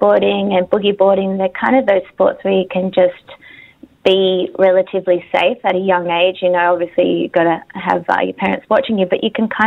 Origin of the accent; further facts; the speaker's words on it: Australia; I am Australian and I love my country